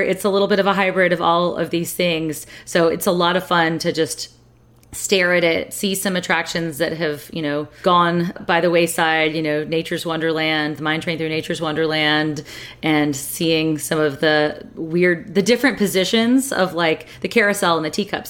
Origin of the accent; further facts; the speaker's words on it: San Francisco, California, United States; my hometown